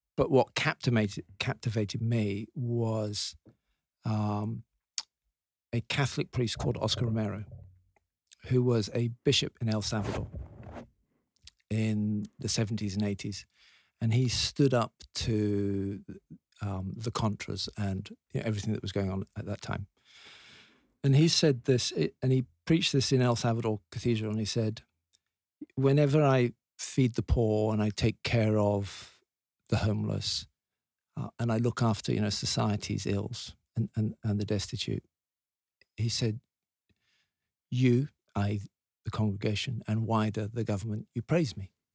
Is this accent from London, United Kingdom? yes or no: no; Leeds, Yorkshire and the Humber, United Kingdom; I was born in Leeds